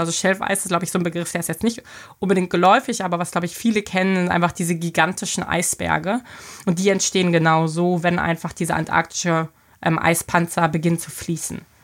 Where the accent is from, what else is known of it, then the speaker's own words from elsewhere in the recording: Berlin, Germany; moved away as an adult; also born or lived in Hamburg; now in Bremerhaven, Germany; ich bin gebürtig aus Berlin, bin da ja geboren und aufgewachsen